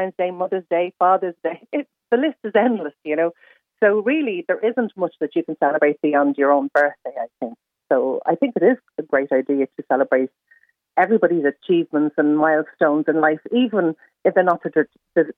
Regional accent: Ireland; we're Irish

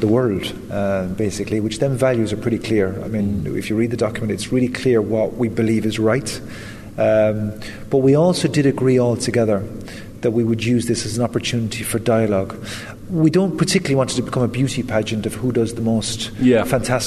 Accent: west of Ireland, Ireland; having grown up in the west of Ireland

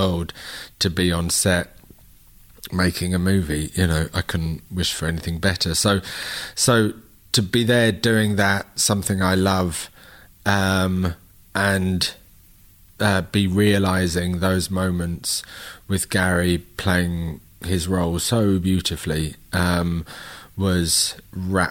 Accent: London, United Kingdom; We're both from London

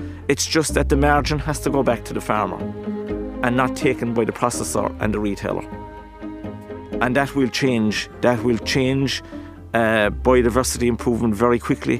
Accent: Ireland; as Irish farmers.

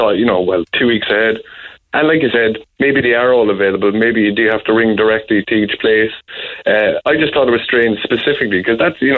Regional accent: Cork, Munster, Ireland; now in Dublin, Ireland; I'm from Cork

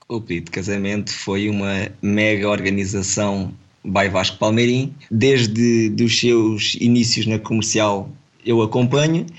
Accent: Portugal; somos dois da mesma vila, somos de Cruz, e conhecemos desde novinhos

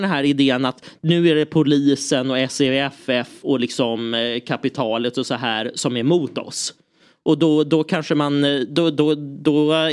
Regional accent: Lidingö, Stockholm County, Sweden; jag växte upp på Lidingö, där var det mycket Djurgården.

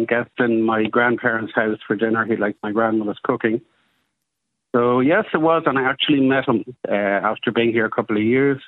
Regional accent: Dublin, Leinster, Ireland; moved away as an adult; now in Tel Aviv, Israel; I was born in Dublin. I was born in the Rotunda.

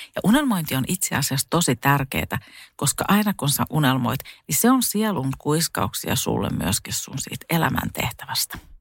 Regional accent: Satakunta, Finland; also born or lived in Spain; mä tulin Suomeen ja tota, mä menin sitten mun kotiin tuonne satakuntaan

